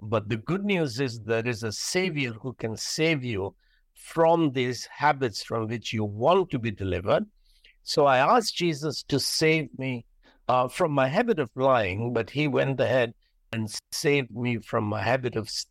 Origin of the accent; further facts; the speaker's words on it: India; I'm from India